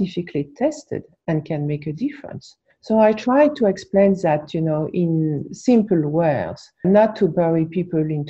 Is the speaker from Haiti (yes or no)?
no; France; also born or lived in New York, United States; now in United States; I was born in New York. I was raised in France, but I was born in New York.